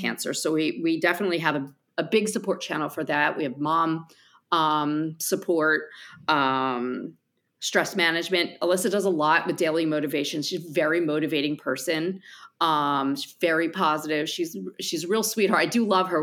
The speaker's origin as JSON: {"language": "English", "region": "New Jersey", "country": "United States", "accent": "New Jersey", "said": "my accent from New Jersey"}